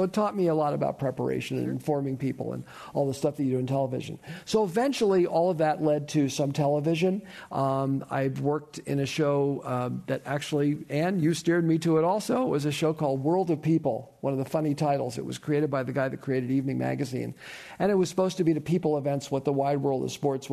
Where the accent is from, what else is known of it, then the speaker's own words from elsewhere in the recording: Burlingame, California, United States; also born or lived in San Francisco; I grew up down the peninsula in Burlingame. I was born here in San Francisco. So a native.